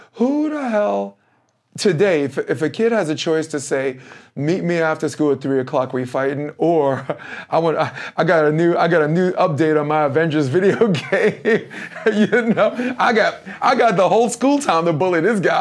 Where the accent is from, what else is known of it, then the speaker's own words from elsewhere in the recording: New York City, New York, United States; moved away as an adult; now in Hermosa Beach, United States; I am a moron from Brooklyn